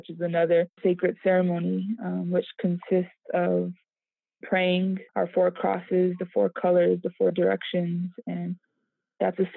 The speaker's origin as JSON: {"language": "English", "region": "Arizona", "country": "United States", "said": "I um, live and I am from the St. Carlos Apache Reservation here in Arizona."}